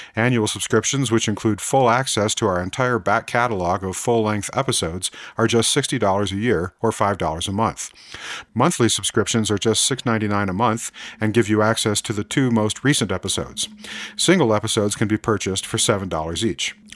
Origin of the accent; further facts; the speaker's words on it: United States; speaking as an American